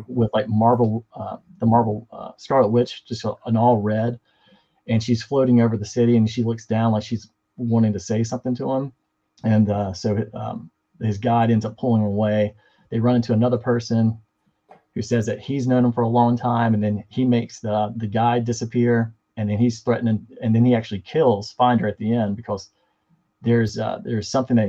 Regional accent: the South, United States; I'm from the South.

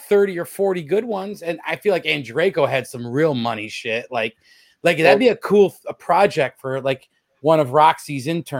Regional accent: New York, United States; I know I'm from New York

